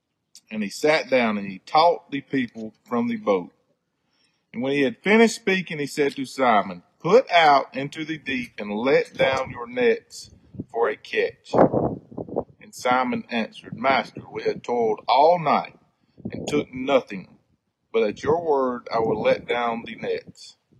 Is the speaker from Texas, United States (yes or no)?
no; South Carolina, United States; I'm from South Carolina.